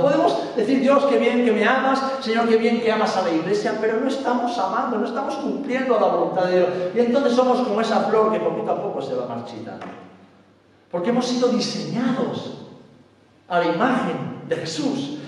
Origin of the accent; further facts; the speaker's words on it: Spain; vengo de España